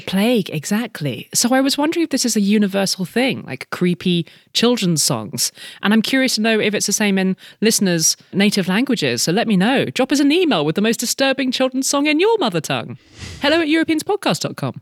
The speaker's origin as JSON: {"language": "English", "country": "United Kingdom", "tie": "born or raised there", "moved": "yes", "said": "we are British by birth, both of us"}